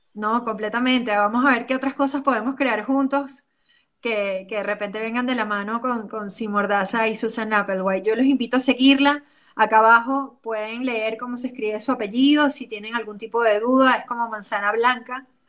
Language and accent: Spanish; Venezuela; como venezolanos